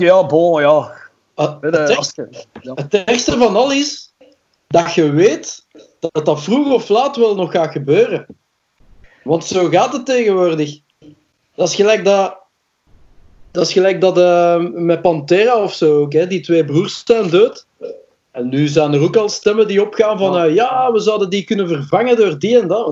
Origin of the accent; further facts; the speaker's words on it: Belgium; first language Dutch; omdat dat mijn moedertaal is. Als Belg.